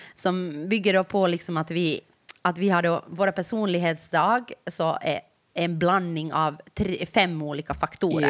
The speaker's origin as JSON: {"language": "Swedish", "region": "Ostrobothnia", "country": "Finland", "tie": "born or raised there", "said": "Jag har vuxit upp i Österbotten"}